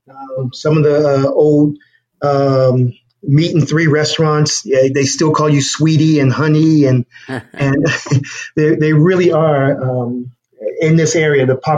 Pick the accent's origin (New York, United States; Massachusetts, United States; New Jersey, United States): New Jersey, United States; also born or lived in Los Angeles, California; now in Nashville, United States; But I'm originally from New Jersey and grew up in New Jersey, moved to California, and then came to Nashville.